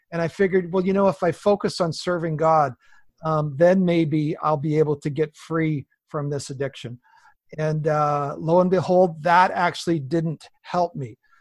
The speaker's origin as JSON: {"language": "English", "area": "Southwest BC", "region": "British Columbia", "country": "Canada", "tie": "born or raised there", "said": "I'm a Canadian farm kid. I was born in the big family up here, Southwest B C"}